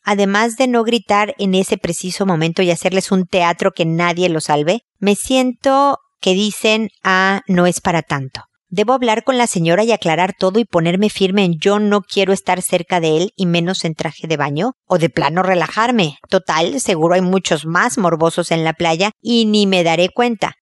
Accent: Mexico; soy mexicana

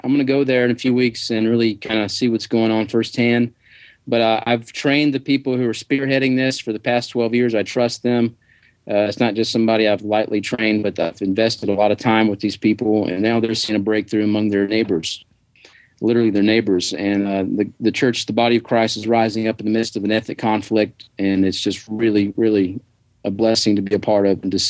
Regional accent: Tennessee, United States; moved away; I'm from Tennessee.

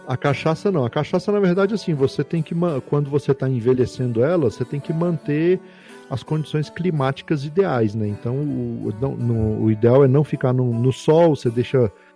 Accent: Brasília, Federal District, Brazil; eu nasci em Brasília

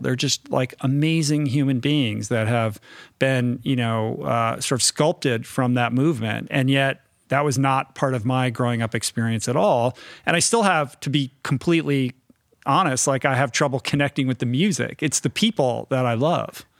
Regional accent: Washington, District of Columbia, United States; moved away as an adult; also born or lived in New York; I grew up in Washington, D C, um, but I grew up kind of in an inside the beltway.

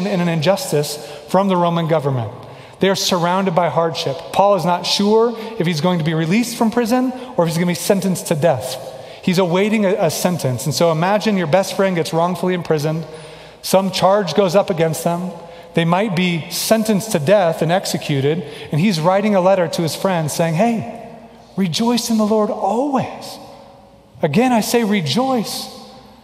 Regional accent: Kansas City, Missouri, United States; moved away; I'm from Kansas City

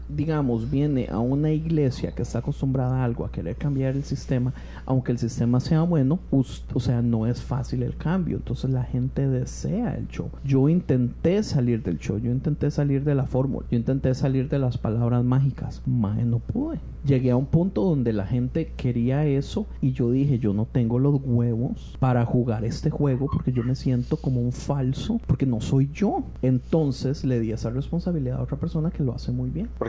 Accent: Costa Rica; moved away; yo vengo de Costa Rica donde donde la gente hace lo que sea para llegar al grupo de jóvenes

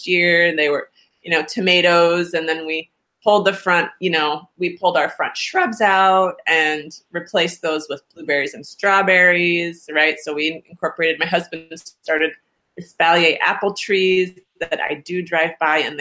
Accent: New England, United States; moved away as an adult; also born or lived in Virginia / Oregon; now in Minnesota, United States; born in Virginia, raised in New England.

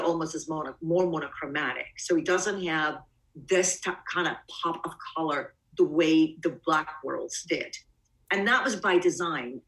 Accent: Bulgaria; also born or lived in Greece / East Coast, United States; now in United States; Obviously I'm not an American. I was born in Bulgaria, but my family and I left.

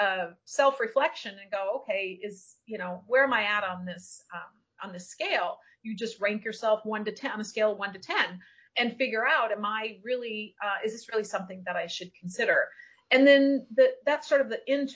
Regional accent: Minnesota, United States; also born or lived in California / Florida; now in Isla Mujeres, Mexico; I'm from Minnesota

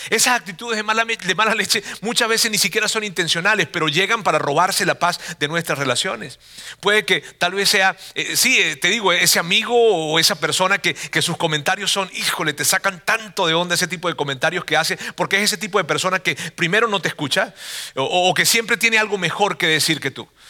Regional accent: Venezuela; now in Monterrey, Mexico

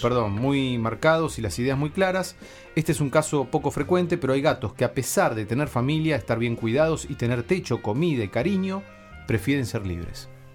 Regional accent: Necochea, Buenos Aires Province, Argentina; soy de Necochea, entonces en Necochea todos mis toda la gente que yo escuchaba en radio eran los que se escuchaban en AM

